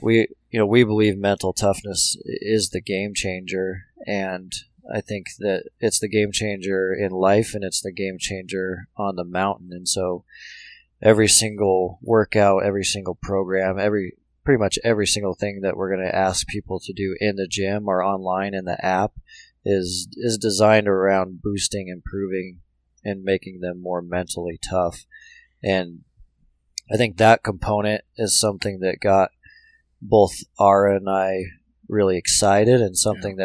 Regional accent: Billings, Montana, United States; now in Bozeman, United States; I'm a Montana kid. Grew up in Montana. Um, grew up in Billings

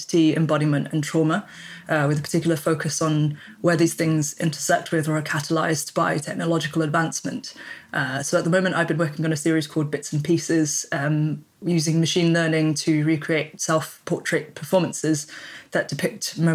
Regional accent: United Kingdom; accent: British; even if my passport says I'm British, my accent clearly says I'm British

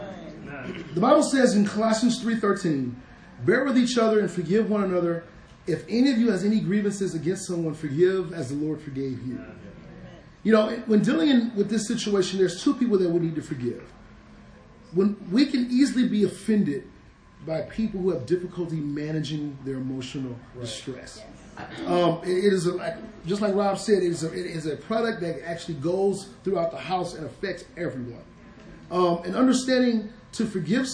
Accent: Detroit, Michigan, United States; moved away; I grew up in Detroit, a very rough place

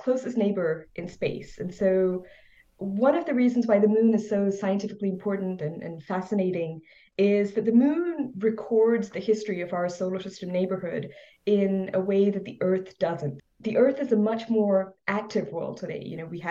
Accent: India; now in Laurel, Maryland, United States; growing up in India

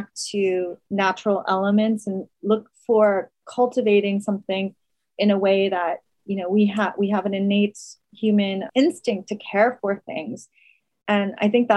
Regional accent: New York City, New York, United States; being a New Yorker

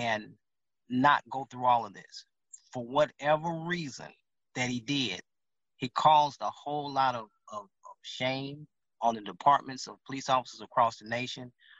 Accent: Louisiana, United States; now in Dallas, United States; I'm from Louisiana.

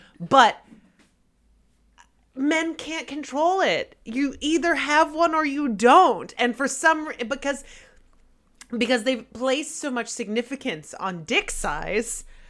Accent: Texas, United States; I'm from Texas and Texans are so proud of being Texans that we have classes that are Texas history.

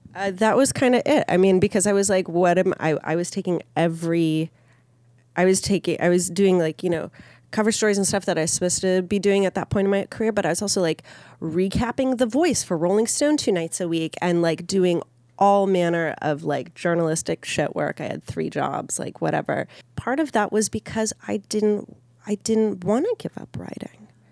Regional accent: Minneapolis, Minnesota, United States; I grew up in Minneapolis

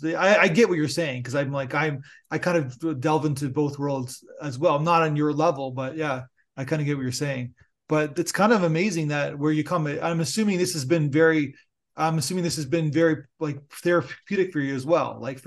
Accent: Niagara Falls, New York, United States; I'm a huge football fan, a Buffalo Bills diehard fan. And because I'm from Niagara Falls, and basically it's like I see a story that takes place.

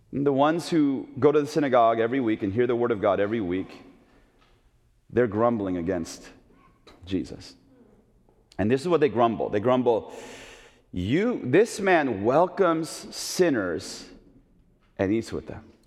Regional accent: Oakland, California, United States; now in Chicago, United States; as a little kid growing up in Oakland, California

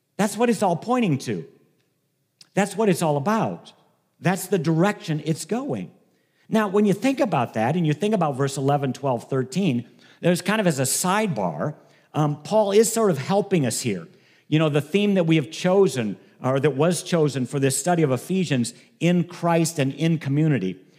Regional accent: Ohio, United States; moved away as an adult; now in Michigan, United States; I grew up in Ohio. Um, I've lived in Michigan for thirty years

